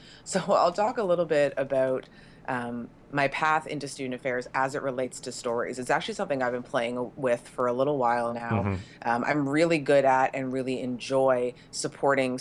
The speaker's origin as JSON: {"language": "English", "country": "Canada", "said": "I'm Canadian"}